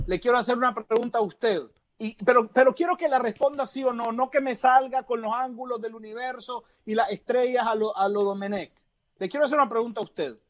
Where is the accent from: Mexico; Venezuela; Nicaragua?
Nicaragua; Yo soy nicaragüense porque ahí nací, yo soy nicaragüense porque soy.